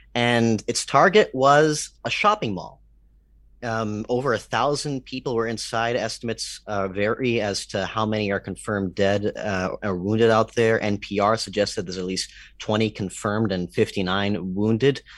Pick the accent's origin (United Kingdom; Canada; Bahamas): Canada; I'm Canadian